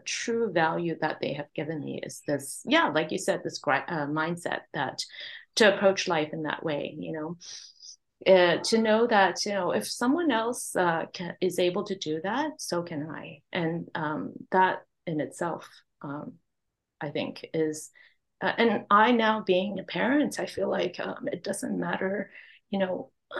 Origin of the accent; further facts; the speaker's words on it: Hong Kong; now in Vancouver, Canada; My parents, immigrant family, we immigrated. I was born in Hong Kong.